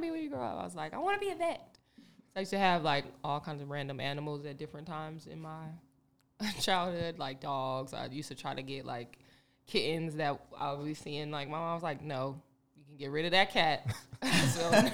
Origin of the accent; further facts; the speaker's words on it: North Las Vegas, Nevada, United States; I'm from the north